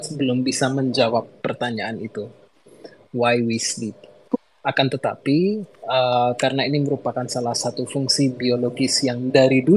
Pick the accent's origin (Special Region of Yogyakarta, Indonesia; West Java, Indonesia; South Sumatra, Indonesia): Special Region of Yogyakarta, Indonesia; Yogyakarta; now in Jakarta, Indonesia; Saya berasal dari kota Jogja dan baru-baru aja pindah ke kota Jakarta